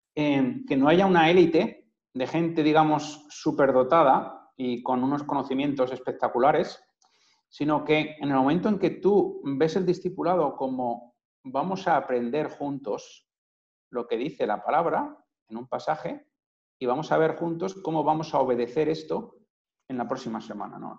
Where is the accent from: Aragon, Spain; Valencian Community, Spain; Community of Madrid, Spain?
Community of Madrid, Spain; Madrid; moved away; he vivido muchos años fuera, pero soy de aquí, de Madrid